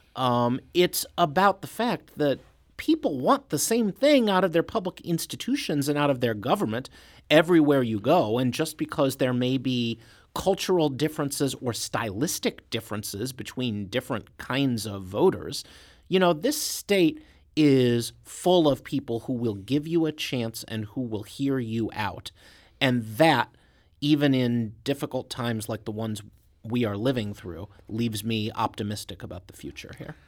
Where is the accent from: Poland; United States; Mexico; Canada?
United States; Clayton, Missouri; also born or lived in Olivette, Missouri; I grew up right here in Saint Louis County. My parents still live in the same house in Clayton that I lived in.